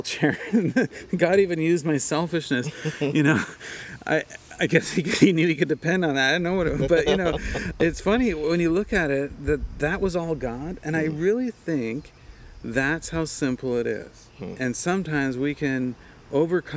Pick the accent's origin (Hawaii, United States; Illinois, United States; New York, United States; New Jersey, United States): Hawaii, United States; Kona